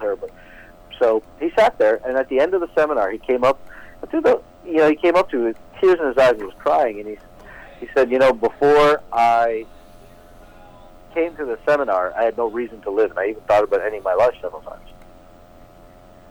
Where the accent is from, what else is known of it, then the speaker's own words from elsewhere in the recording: Toronto, Ontario, Canada; growing up in Toronto, Canada, but living in an Eastern Indian family